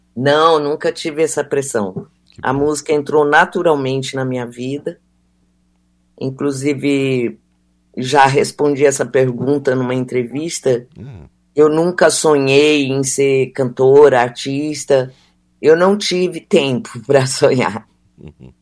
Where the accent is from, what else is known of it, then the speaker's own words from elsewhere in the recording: Mato Grosso do Sul, Brazil; moved away; eu sou do Mato Grosso do Sul e ali e nunca parei de, de frequentar ali